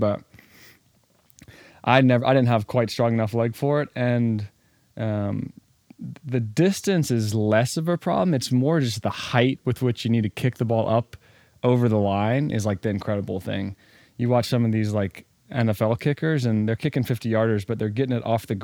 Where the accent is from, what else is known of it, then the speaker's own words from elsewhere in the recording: Winston-Salem, North Carolina, United States; also born or lived in Atlanta, Georgia / Toronto; born in Atlanta, we grew up in Winston-Salem